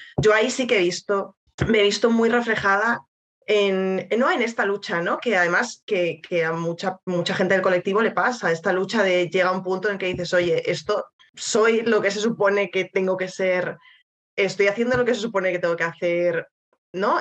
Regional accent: Spain; siendo española

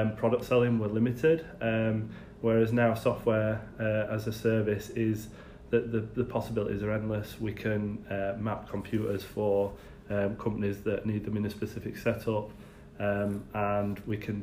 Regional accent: Doncaster, Yorkshire and the Humber, United Kingdom; I'm from Doncaster.

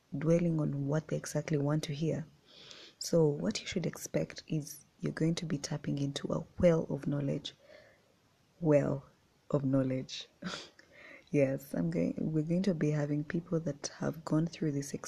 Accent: Uganda; I was born and raised in Uganda.

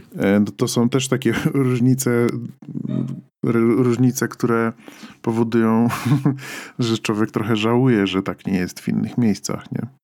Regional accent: Poland; moved away; wychowaliśmy się w tym kraju

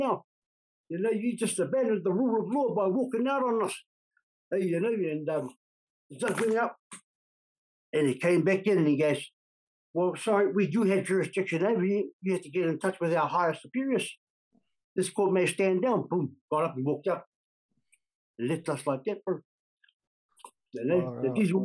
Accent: Auckland, New Zealand; I grew up in a place called Manurewa, in South Auckland. I was born and bred there, in Manurewa

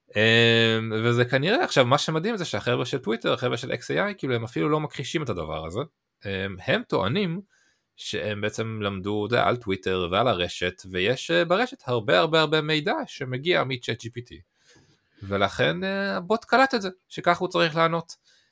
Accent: Israel

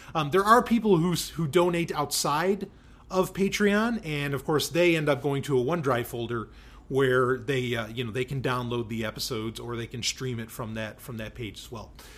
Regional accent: New York City, New York, United States; also born or lived in Florida; now in New Hampshire, United States; I grew up in New York City. I spent a lot of time in upstate New York as well. Grew up a good chunk in upstate

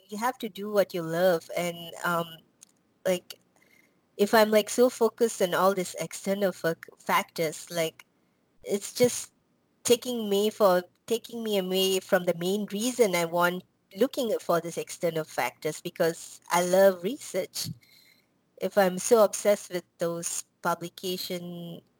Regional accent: Malaysia; now in United States; so I came to um, U.S. I'm from Malaysia. I came to U.S. Um, because of this um, what do you call college called Berea College in Kentucky

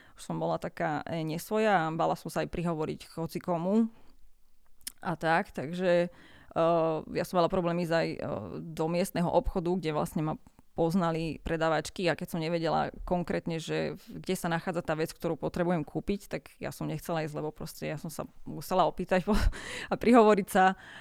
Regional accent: Gemer, a small village near Rožňava, Košice Region, Slovakia; Pochádzam z Gemera, z jednej dedinky malej pri Rožňave.

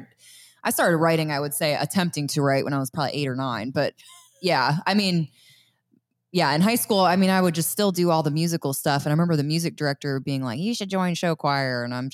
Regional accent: Lititz, Pennsylvania, United States; moved away; I grew up in Lititz, Pennsylvania, which is Amish country.

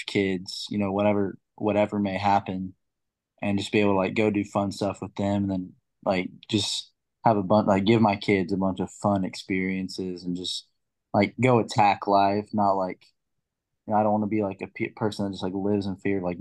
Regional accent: Fayetteville, Arkansas, United States; born or raised there

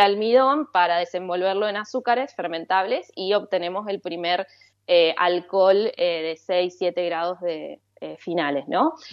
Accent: General Roca, Río Negro, Argentina; moved away; yo básicamente nací en Río Negro, en General Roca

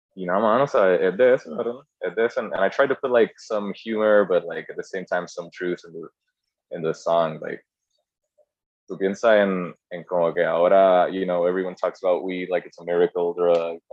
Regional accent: Puerto Rico; Aunque yo había nacido aquí, o sea, para mí yo como que no, yo soy puertorriqueño

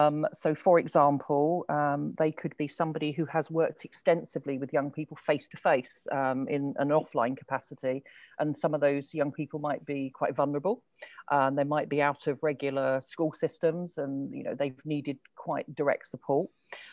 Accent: London, United Kingdom; now in England; because like originally I'm from London, which has a quite a different accent to sort of how I've developed now. I don't live in London.

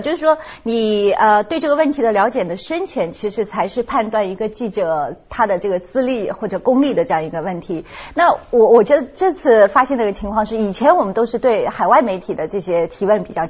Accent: China; 我觉得大家我们我们中国人是很喜欢人家说我们的话的，马上觉得这亲切感是增加了很多很多。

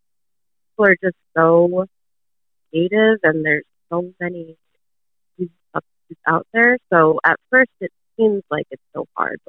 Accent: Connecticut, United States; I'm from Connecticut.

